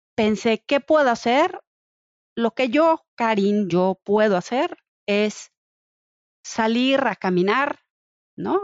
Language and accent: Spanish; Mexico; como mamá mexicana